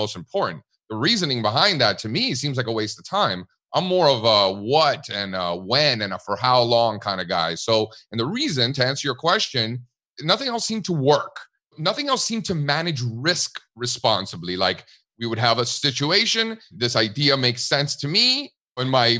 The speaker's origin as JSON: {"language": "English", "town": "Miami", "region": "Florida", "country": "United States", "tie": "born or raised there", "also_born_or_lived": "Connecticut / California", "moved": "as an adult", "lives_now": "Pennsylvania, United States", "said": "My family came from Cuba in the early 1960s, and I grew up in Miami"}